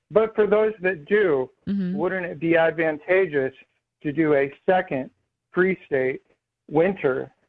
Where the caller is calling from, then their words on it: Florida, United States; I'm … from Florida.